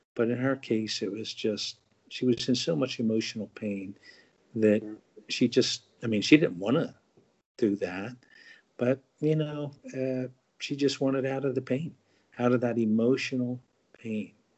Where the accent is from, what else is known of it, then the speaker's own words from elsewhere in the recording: New Jersey, United States; also born or lived in Marshall Islands; I've been New Jersey born and raised all my life, other than you know a year in the uh, Marshall Islands.